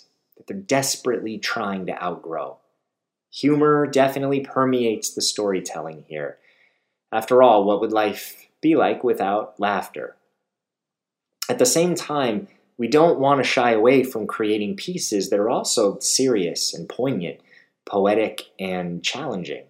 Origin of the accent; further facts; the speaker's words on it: Beverly Hills, California, United States; I hail from Beverly Hills, California